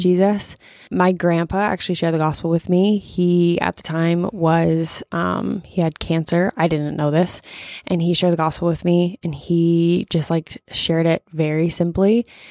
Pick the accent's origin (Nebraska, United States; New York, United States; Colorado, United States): Nebraska, United States; Omaha; now in Lincoln, United States; I grew up in Omaha